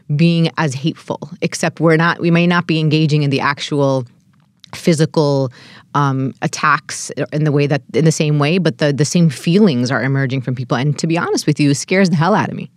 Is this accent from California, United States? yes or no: no; New York City, New York, United States; As an American born and raised in Brooklyn